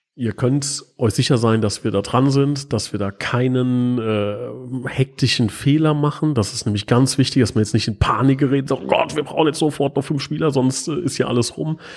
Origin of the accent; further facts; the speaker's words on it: Hesse, Germany; bei uns in Hessen